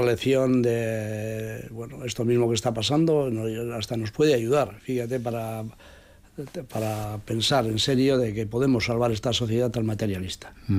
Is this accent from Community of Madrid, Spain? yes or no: no; Pobes, Basque Country, Spain; yo soy he nacido allá, estoy allá y quiero seguir estando allá